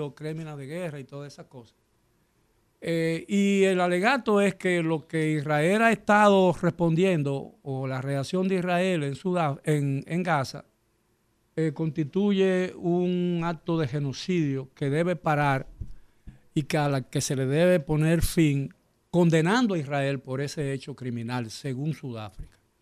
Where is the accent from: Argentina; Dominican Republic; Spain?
Dominican Republic; yo soy dominicano porque nací en la República Dominicana